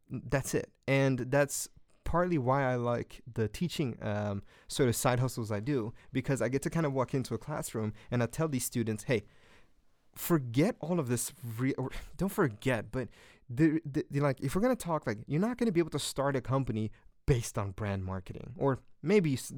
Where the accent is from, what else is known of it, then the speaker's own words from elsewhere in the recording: Guinea; English is a second language; but in Guinea, where I'm from, and Guinea is like the fourth poorest country in Africa.